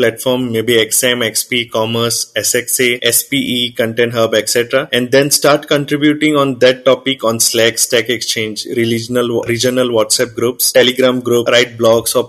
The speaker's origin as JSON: {"language": "English", "region": "Goa", "country": "India", "tie": "born or raised there", "said": "I'm born and brought up in Goa, India"}